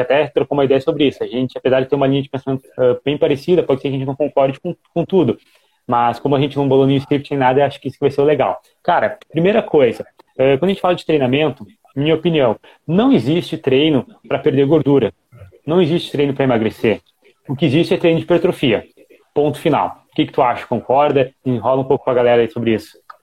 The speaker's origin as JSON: {"language": "Portuguese", "region": "Rio Grande do Sul", "country": "Brazil", "said": "eu tenho 22 anos, eu sou do Rio Grande do Sul"}